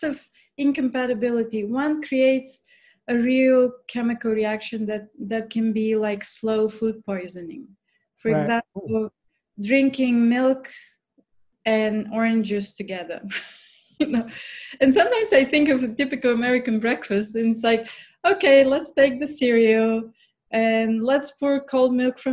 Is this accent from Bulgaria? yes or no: yes; Bulgaria; moved away; I'm from Bulgaria